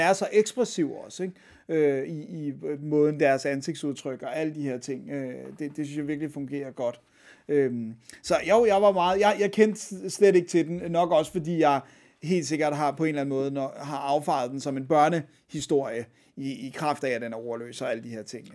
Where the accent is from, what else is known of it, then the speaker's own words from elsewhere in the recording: Denmark; her hjemme i Danmark